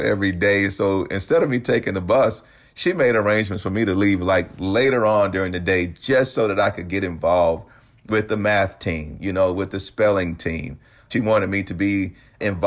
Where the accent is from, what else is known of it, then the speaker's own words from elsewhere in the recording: the South, United States; growing up in the South, you know, it was really kind of a community parenting kind of concept